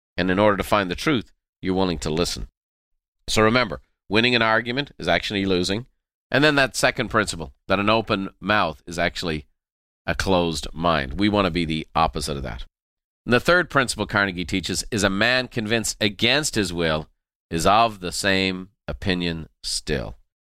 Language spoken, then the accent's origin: English; Ireland; I'm very Irish